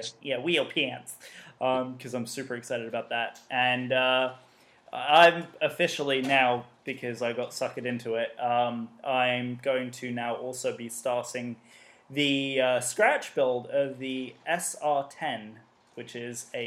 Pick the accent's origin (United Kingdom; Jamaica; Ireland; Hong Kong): United Kingdom; accent: English; I'm British